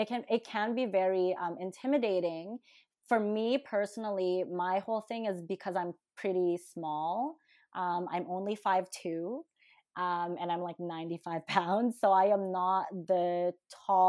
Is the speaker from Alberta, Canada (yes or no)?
yes; Calgary, Alberta, Canada; born or raised there; English is a second language; also born or lived in Manila, Philippines